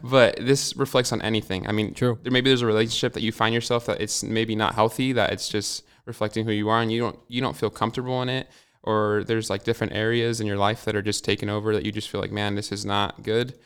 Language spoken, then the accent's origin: English; Hermiston, Oregon, United States; also born or lived in Walla Walla, Washington; I wasn't born in Hermiston. I was born in Walla Walla, but I was uh, I've lived in Hermiston my whole life